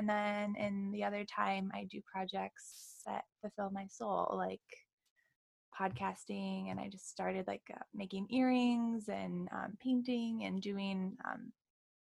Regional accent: Wyoming, United States; moved away as an adult; now in Encinitas, United States; I'm from originally from Wyoming. So I hailed out to California about 3 years ago

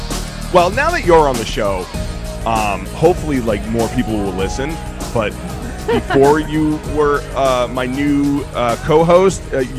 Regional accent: Boston, Massachusetts, United States; We're both from Boston.

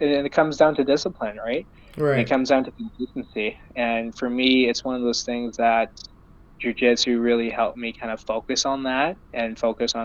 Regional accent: Surrey, British Columbia, Canada; I'm born and raised in Surrey, BC, or Vancouver, BC.

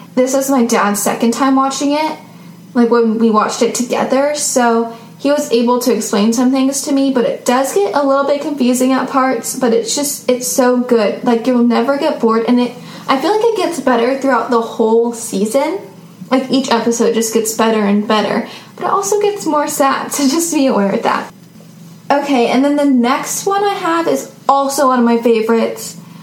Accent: Seattle, Washington, United States

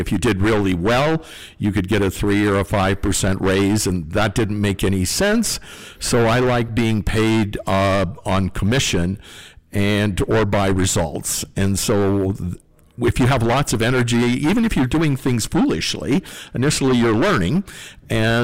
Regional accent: North Dakota, United States; growing up on the farm

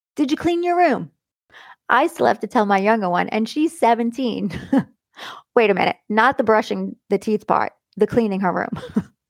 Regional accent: Long Island, New York, United States; where I came from Long Island

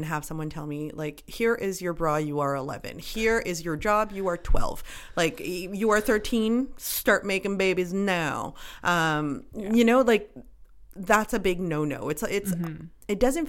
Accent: Canada; you know, we have a ton of privilege being Canadian and this and that.

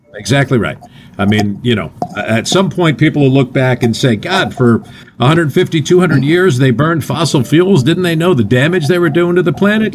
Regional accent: New Jersey, United States; I'm from North Jersey, and the 70s in North Jersey were pretty fun

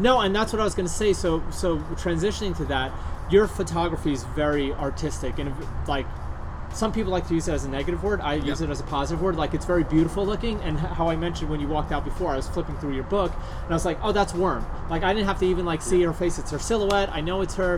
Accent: New York, United States; moved away; we grew up in New York

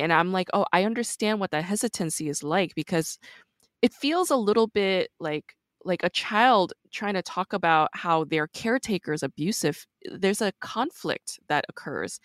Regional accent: New York, United States; I'm actually from New York

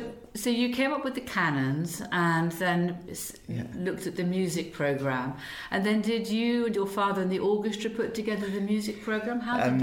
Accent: United Kingdom; It can be a little bit iffy, but I think that's part of being British.

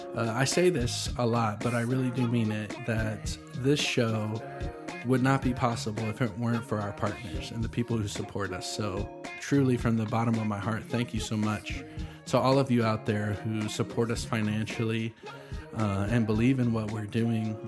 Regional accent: Nashville, Tennessee, United States; also born or lived in Franklin, Tennessee; I was born in Nashville, thirty minutes from here

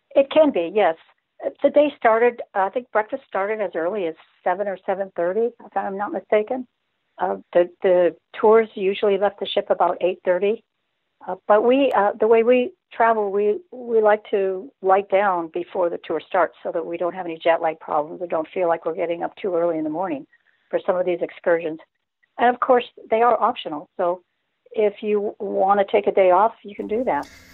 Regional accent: Redondo Beach, California, United States; now in South Carolina, United States; we're from Redondo Beach

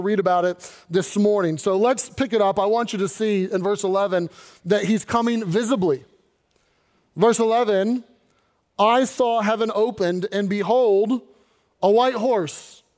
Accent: Louisville, Kentucky, United States; But I grew up in Kentucky, Louisville, and Louisville is known for three things.

